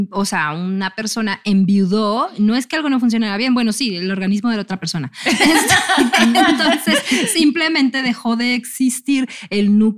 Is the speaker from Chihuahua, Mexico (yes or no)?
no; Monterrey, Nuevo León, Mexico; regia. O sea, yo soy de Monterrey.